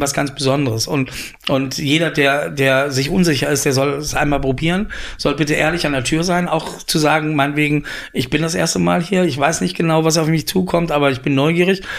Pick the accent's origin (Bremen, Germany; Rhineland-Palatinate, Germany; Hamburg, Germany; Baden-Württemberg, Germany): Rhineland-Palatinate, Germany; Koblenz; moved away as an adult; also born or lived in Paris, France; now in Berlin, Germany; in Koblenz, wo ich herkomme